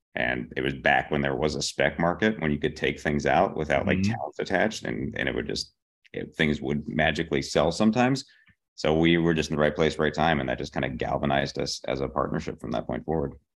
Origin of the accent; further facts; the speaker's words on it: Pittsburgh, Pennsylvania, United States; moved away as an adult; also born or lived in Boston, Massachusetts; now in Los Angeles, United States; I am from Pittsburgh, Pennsylvania. I grew up there.